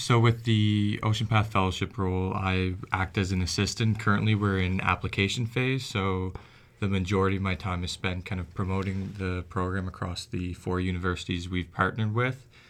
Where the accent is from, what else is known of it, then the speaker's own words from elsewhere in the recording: Antigonish, Nova Scotia, Canada; I grew up in Anne Ignace